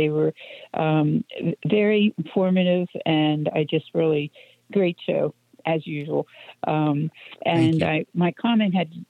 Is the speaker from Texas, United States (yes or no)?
no; Lancaster County, Pennsylvania, United States; I grew up, graduated in the great class of 69. And wow. I was born and raised in Lancaster County, which is, you know, a lot of farm country